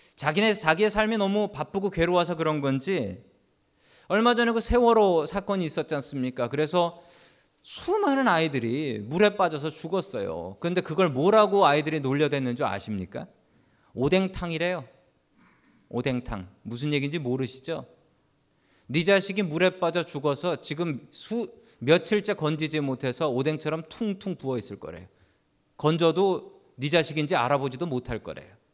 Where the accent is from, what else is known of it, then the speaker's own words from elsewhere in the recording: South Korea; now in United States; 우리가 미국 사회에서 살면서 우리는 한국 사람이라는 코리안이라는 자존감